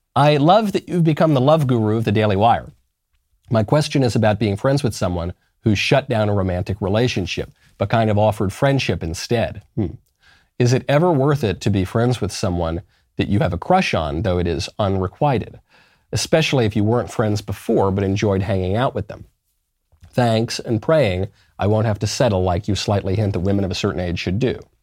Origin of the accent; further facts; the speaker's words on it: New York, United States; I'm a New Yorker